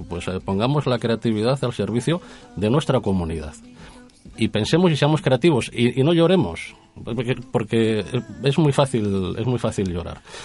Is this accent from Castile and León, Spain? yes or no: yes; Castile and León, Spain; en nuestra tierra hemos cuidado como buenos castellanos